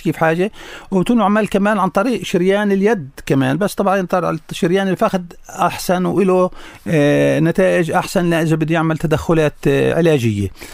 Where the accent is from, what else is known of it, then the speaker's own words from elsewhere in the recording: Hebron, Palestine; عندنا بالخليل